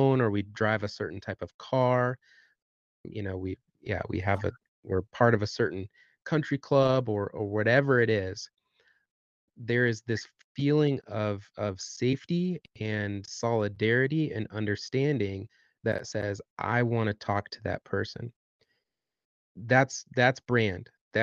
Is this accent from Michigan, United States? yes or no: yes; Southwest Michigan, United States; moved away as an adult; now in Bloomington, United States; I grew up in Southwest Michigan.